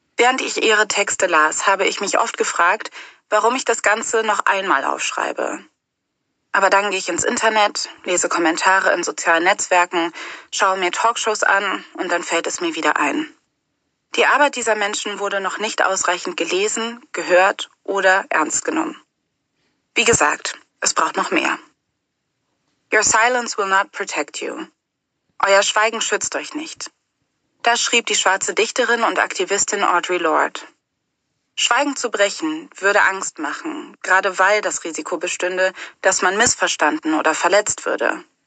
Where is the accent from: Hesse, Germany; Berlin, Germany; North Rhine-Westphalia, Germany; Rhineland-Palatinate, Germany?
North Rhine-Westphalia, Germany; Cologne; Ich bin in Köln-Nippes aufgewachsen